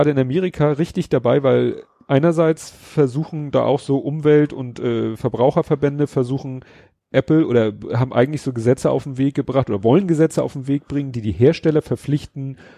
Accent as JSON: {"language": "German", "region": "Hamburg", "country": "Germany", "said": "Für mich als Hamburger ist klar, eine Ladesäule hat einen Zähler drinne."}